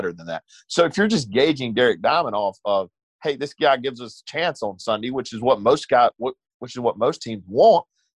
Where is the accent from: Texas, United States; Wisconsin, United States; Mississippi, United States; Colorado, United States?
Mississippi, United States; Eupora; moved away; I'm from Eupora. I don't live there now, but I went back home after the game